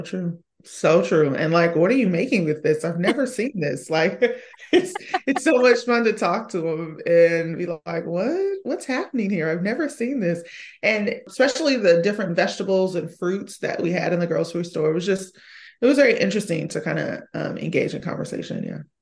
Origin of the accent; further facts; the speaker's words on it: Seattle, Washington, United States; it's a melting pot actually in the Rainier Valley area, which is where I'm from. I'm from the Rainier Beach area